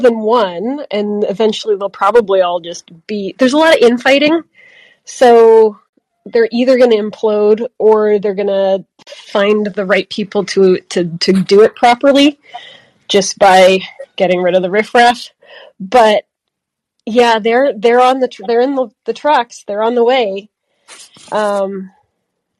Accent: Grande Prairie, Alberta, Canada; my hometown is Grand Prairie

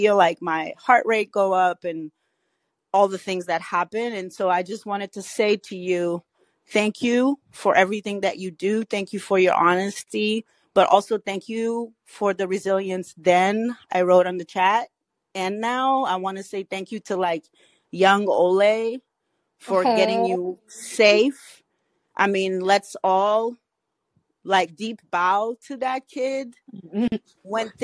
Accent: Cape Verde; moved away; I'm Cabo Verdean

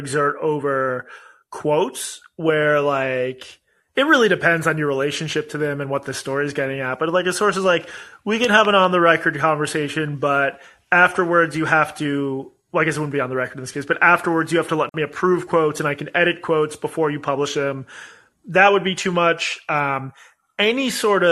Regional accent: Boston, Massachusetts, United States; my hometown in Boston

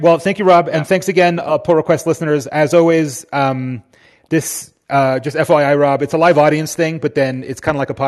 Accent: Miami, Florida, United States; moved away; I was raised in Miami

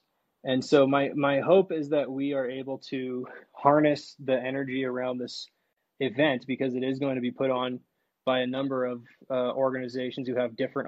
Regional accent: Washington, United States; I'm from Washington and I've been around a little bit of Oregon

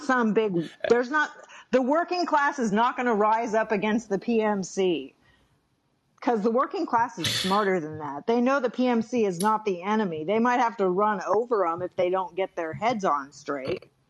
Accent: Bay Area, California, United States; I'm a California native

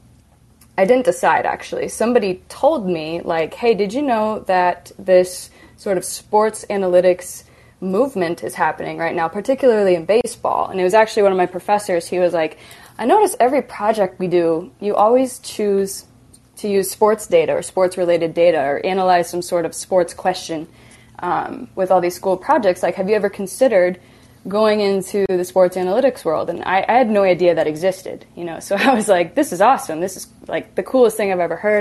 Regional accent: Iowa, United States; I grew up in Iowa

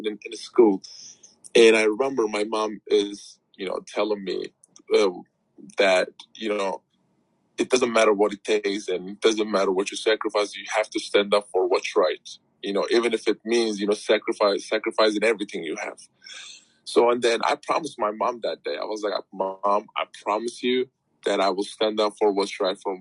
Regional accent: Turkey; moved away; my activism started with Turkey because that's my home country

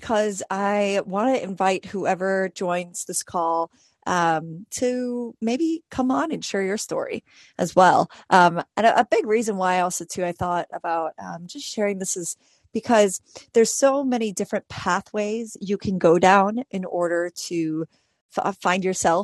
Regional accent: New York City, New York, United States; I was 12 years old and I grew up in New York City

